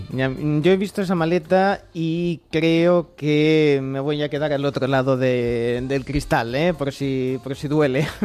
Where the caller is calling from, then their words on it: Cantabria, Spain; Vengo desde Cantabria